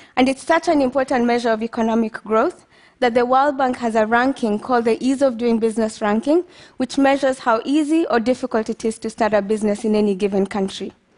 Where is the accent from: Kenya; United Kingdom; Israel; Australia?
Kenya; moved away as an adult; also born or lived in United States; Growing up in Kenya, I knew I always wanted to study biochemistry